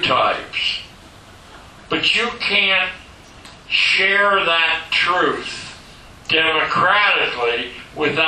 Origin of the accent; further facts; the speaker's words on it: Pittsburgh, Pennsylvania, United States; growing up in Pittsburgh, Pennsylvania